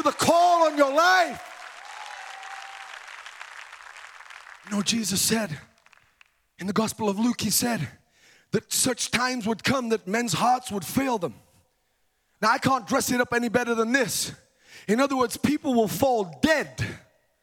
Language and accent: English; United Kingdom; moved away as an adult; now in United States; Now, I'm a British guy, okay? I was born in the U.K.